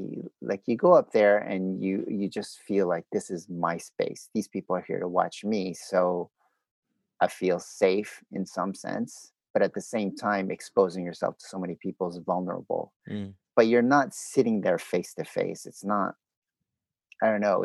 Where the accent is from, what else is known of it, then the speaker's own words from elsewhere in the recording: United States; moved away; also born or lived in Canada; I grew up in the States